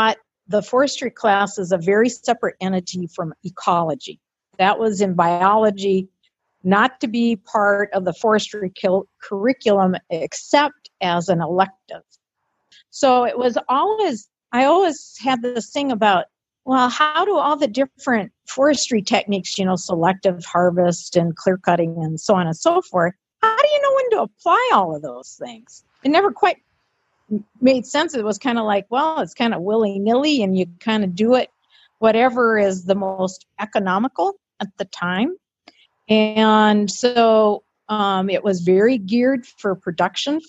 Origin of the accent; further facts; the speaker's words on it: Detroit, Michigan, United States; moved away as an adult; also born or lived in Grand Rapids, Minnesota; I was born and raised in Detroit.